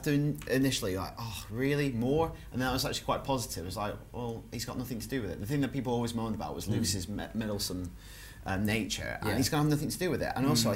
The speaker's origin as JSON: {"language": "English", "area": "Lancashire", "region": "North West England", "country": "United Kingdom", "tie": "born or raised there", "said": "I was growing up in Lancashire."}